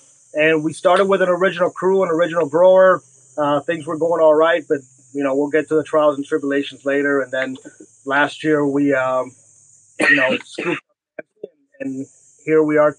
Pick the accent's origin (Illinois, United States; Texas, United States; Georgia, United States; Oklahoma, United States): Oklahoma, United States; moved away; I grew up in Oklahoma